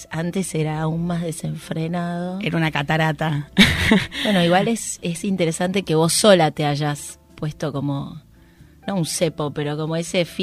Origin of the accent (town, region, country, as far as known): western Greater Buenos Aires, Buenos Aires Province, Argentina